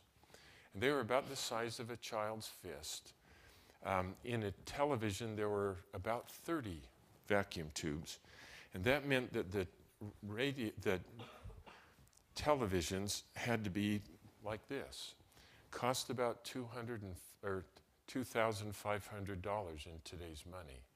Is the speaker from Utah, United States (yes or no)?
yes; Salt Lake City, Utah, United States; My brother and I was raised in Salt Lake City.